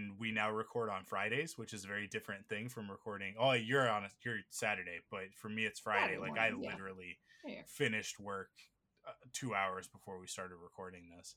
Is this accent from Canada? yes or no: yes; Canada; we're Canadian